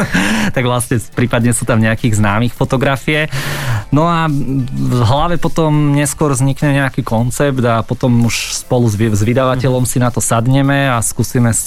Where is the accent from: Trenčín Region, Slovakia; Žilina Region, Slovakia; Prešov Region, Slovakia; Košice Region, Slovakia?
Trenčín Region, Slovakia; Trenčín; born there; ja som sa narodil v Trenčine